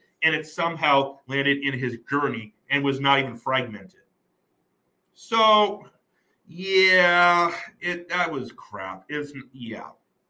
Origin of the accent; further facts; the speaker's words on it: New Mexico, United States; I'm from New Mexico.